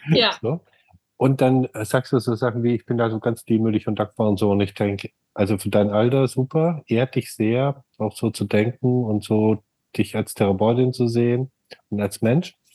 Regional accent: Germany; now in United States; oh, wir kommen ja alle aus Deutschland

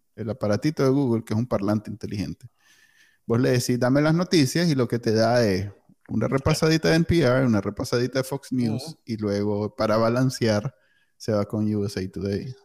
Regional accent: Nicaragua; now in United States; nosotros crecimos en Nicaragua

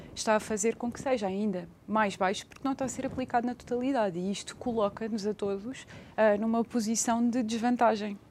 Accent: Portugal

